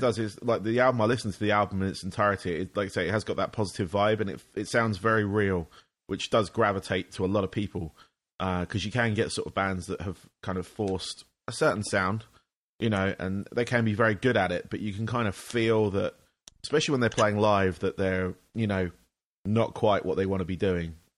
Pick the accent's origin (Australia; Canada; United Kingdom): United Kingdom; England; now in United States; I'm from England, but I'm based in the States